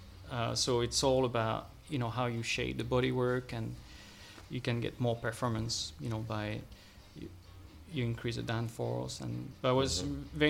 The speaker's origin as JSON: {"language": "English", "town": "Vence", "region": "Provence-Alpes-Côte d'Azur", "country": "France", "tie": "born or raised there", "also_born_or_lived": "Champagne region, France", "second_language": "English", "moved": "as an adult", "lives_now": "San Francisco area, United States", "said": "when I was 9 years old, my parents moved to the south of France, southeast, close to the Italian border. It's called Nice, and they live in a small village called Vence."}